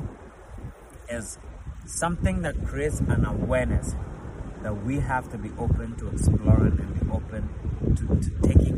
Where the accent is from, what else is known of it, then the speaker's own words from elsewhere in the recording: Ghana; I'm from Ghana. Okay, I'm from Africa. 110%. Grew up there